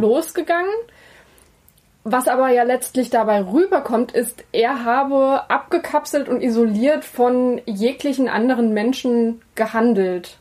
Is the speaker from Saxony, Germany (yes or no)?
yes; Saxony, Germany; bei uns in Sachsen